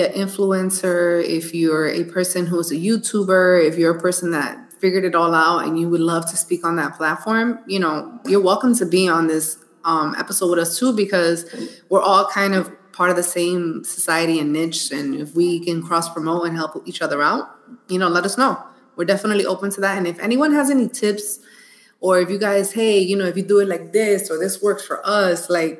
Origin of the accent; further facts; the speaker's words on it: New York City, New York, United States; I'm actually from the Bronx.